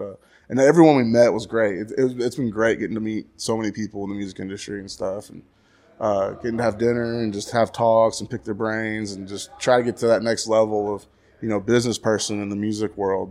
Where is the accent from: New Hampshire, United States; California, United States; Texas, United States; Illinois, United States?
Texas, United States; Graham; now in Stephenville, United States; growing up in Graham was cool.